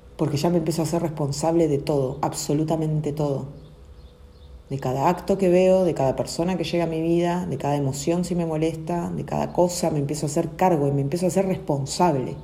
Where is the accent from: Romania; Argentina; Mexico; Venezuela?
Argentina; Nacimos acá en Argentina, pero es nuestra decisión quedarnos también